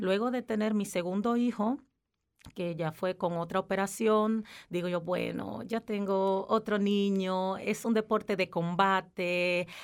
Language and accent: Spanish; Dominican Republic; moved away as an adult; also born or lived in Aargau, Switzerland; now in Switzerland; en mi país, que soy de República Dominicana